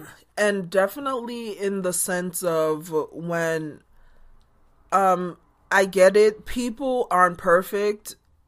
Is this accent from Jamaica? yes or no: yes; Jamaica; born or raised there